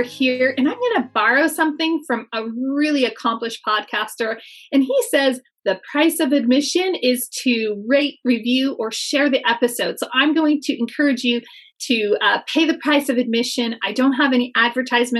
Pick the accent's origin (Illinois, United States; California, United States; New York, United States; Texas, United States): California, United States; near Yosemite Valley; I spent a lot of time growing up near Yosemite Valley.